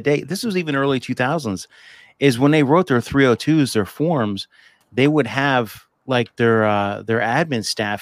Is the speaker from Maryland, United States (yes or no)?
no; Boonton, New Jersey, United States; I grew up in New Jersey. I was born in Boonton, New Jersey, right outside, not that far away from the city